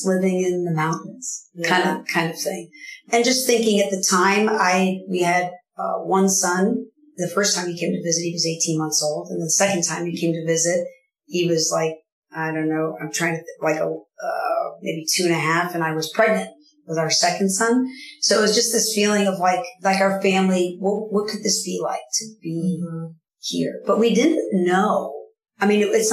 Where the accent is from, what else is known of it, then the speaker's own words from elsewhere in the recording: New York, United States; also born or lived in Illinois / Michigan; now in Southern Oregon, United States; My husband and I are both originally from New York, different areas of New York. And then I grew up in New York and in Illinois